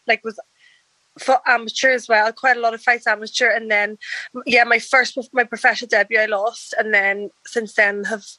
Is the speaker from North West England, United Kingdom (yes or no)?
no; Belfast, Northern Ireland, United Kingdom; Yeah, I actually live in Belfast, the troubled part of Ireland, Northern Ireland.